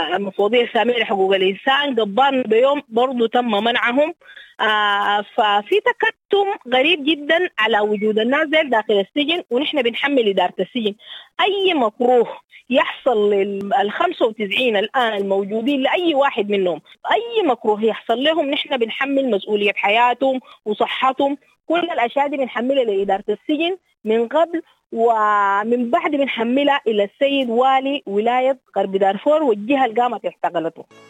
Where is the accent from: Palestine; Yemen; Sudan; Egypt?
Sudan; لنا كسودانيين